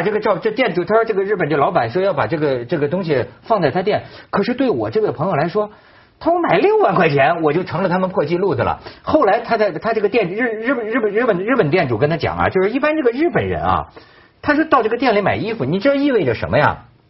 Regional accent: China; 作为我们中国人

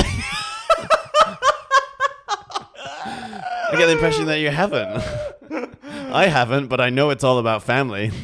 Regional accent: Oldham, North West England, United Kingdom; I'm from Oldham.

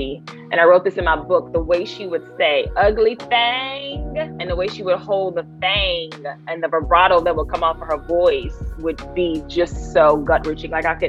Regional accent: the South, United States; Now, growing up in the South, we all had different nicknames, right? From the South, everybody had a little funny nickname

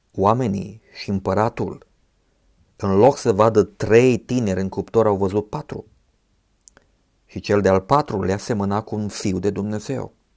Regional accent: Romania; ne-am născut în România

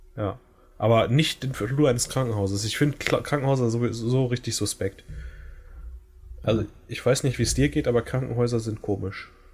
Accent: Germany; first language German; wenn ich jetzt nie wieder nach Deutschland zurückkehren könnte

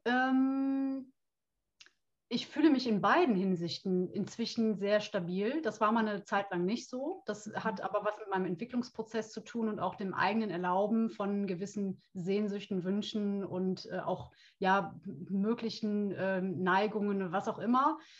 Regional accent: Brühl, North Rhine-Westphalia, Germany; ich grüße dich aus dem Rheinland. Oh. Ich komme aus Köln beziehungsweise oh. aus Brühl.

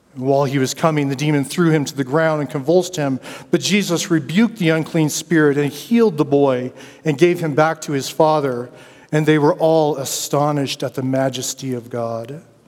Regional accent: Denver, Colorado, United States; I grew up in Denver, Colorado

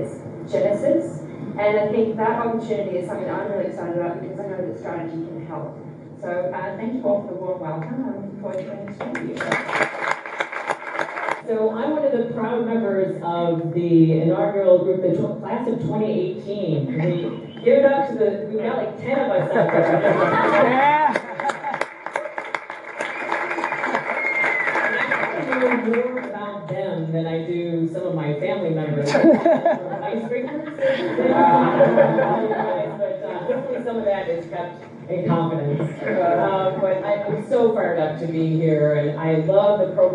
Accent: Australia; I'm Australian

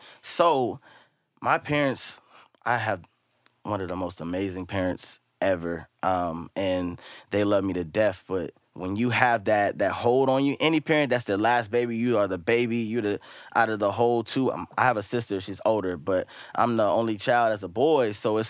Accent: Richmond, California, United States; I'm born and raised in Richmond.

